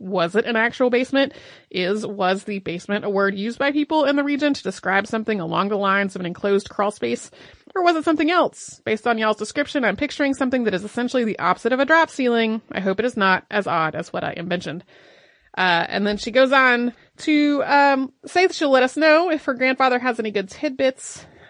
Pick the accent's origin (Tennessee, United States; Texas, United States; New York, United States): Texas, United States; I grew up in Central Texas, where the idea of a basement is laughable.